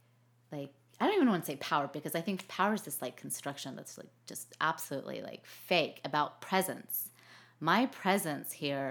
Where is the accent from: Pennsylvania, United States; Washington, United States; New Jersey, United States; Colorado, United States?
Colorado, United States; Denver; born there; also born or lived in Texas / Arkansas; No, so I was born in Denver, and okay. then, due to my dad's job